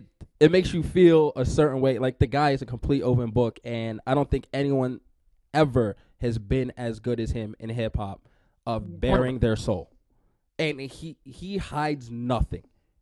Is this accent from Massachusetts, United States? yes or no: no; New York, United States; I grew up in New York.